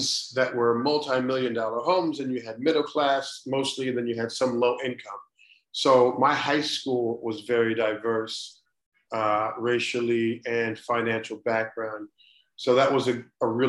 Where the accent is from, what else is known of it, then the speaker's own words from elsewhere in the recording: Cleveland, Ohio, United States; I grew up in Cleveland, Ohio, in an east side suburb